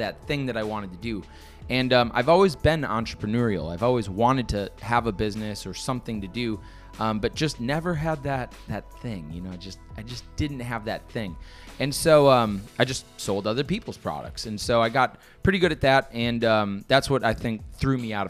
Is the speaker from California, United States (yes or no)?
no; Brookfield, Wisconsin, United States; moved away as an adult; also born or lived in New York City; now in Miami, United States; Grew up in Brookfield, Wisconsin.